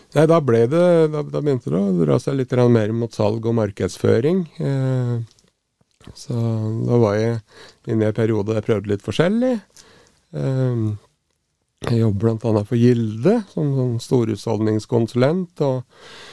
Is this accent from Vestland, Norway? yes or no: no; Raufoss, Innlandet, Norway; Jeg vokste opp i, oppe i Grimaskauen på, på Raufoss